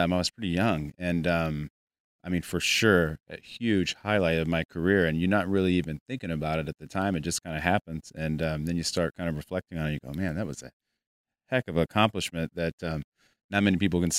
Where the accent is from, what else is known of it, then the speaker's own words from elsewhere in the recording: West Coast, United States; also born or lived in Arizona; now in Weatherford, United States; I'm originally from the West Coast. I was in Arizona for about 25 years, and now I'm in Texas. I'm a big Texan, Weatherford, Texas.